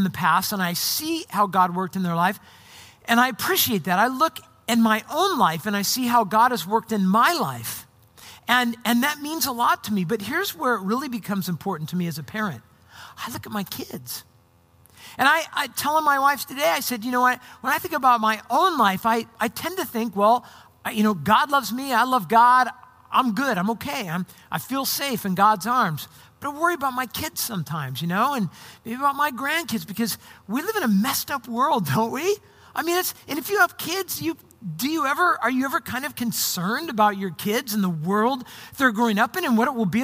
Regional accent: Orange County, Southern California, United States; moved away as an adult; also born or lived in Arizona / Portland area, Oregon; now in Portland, United States; I grew up in Southern California in Orange County when I got through high school.

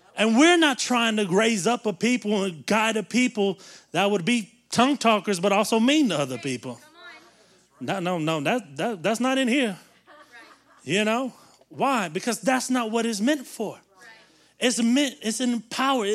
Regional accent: the South, United States; we grew up in the South where everybody goes to church

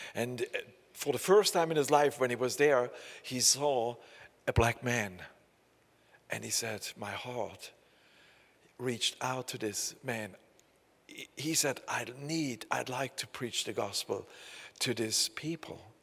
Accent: Saxony, Germany; accent: southern East German (Saxon); English is a second language; I live in the, uh, in the south of East Germany. We have a very bad accent.

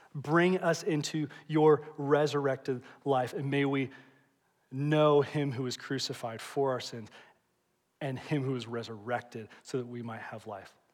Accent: Indianapolis, Indiana, United States; also born or lived in Evansville, Indiana; I grew up here in Indianapolis

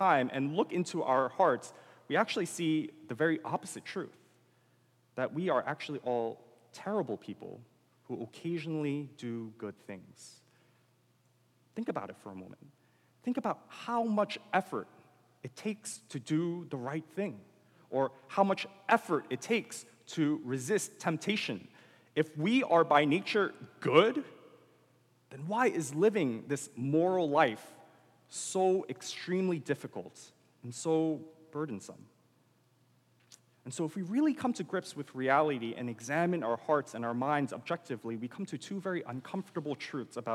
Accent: United States; as an American

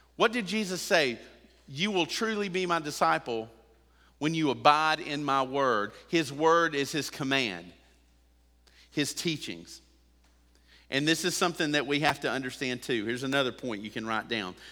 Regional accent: United States

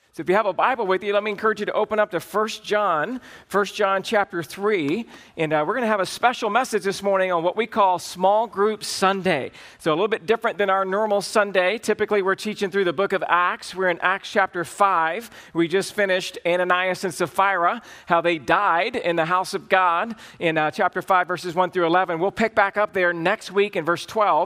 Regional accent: the South, United States; I grew up in the South

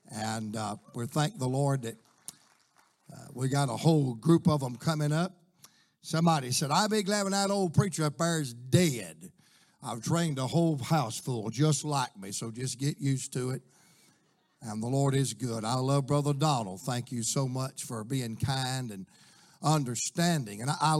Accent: Georgia, United States; I said, man, that's Clayton County, Georgia. That's where I'm from.

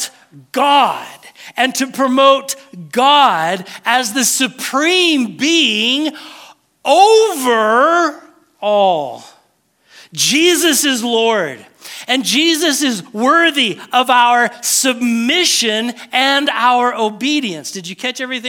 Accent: United States; Because we are American

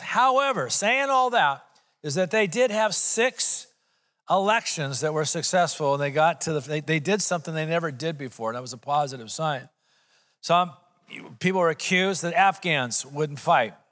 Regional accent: United States; as an American

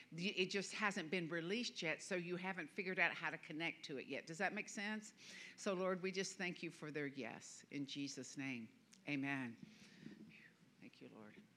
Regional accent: the American South, United States; I'm a Southerner.

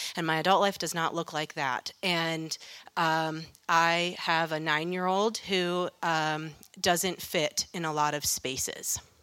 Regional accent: Western New York State, United States; I grew up in Western New York State

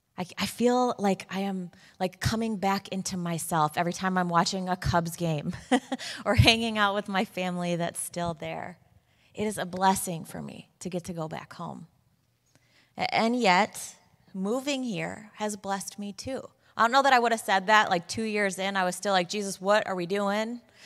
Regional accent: Chicago, Illinois, United States; moved away as an adult; now in Waltham, United States; I am from Chicago.

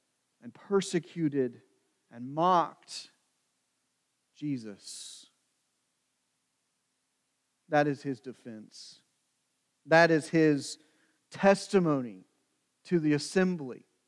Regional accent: New London, Missouri, United States; also born or lived in Hannibal, Missouri; when I was growing up in Hannibal and New London, it depended on where I was and who I was speaking to, where I told them I was from

